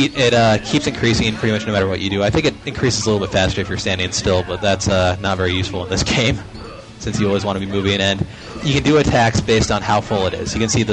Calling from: Oak Forest, Illinois, United States; It's the … from Oak Forest, Illinois.

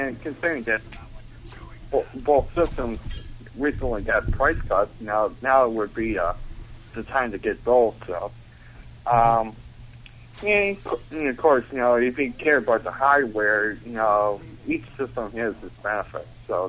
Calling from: Buffalo, New York, United States; from Buffalo.

